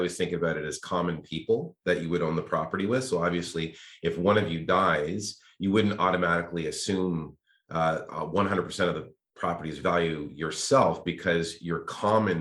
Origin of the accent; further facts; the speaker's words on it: Toronto, Ontario, Canada; moved away as an adult; now in Ottawa, Canada; I came from Toronto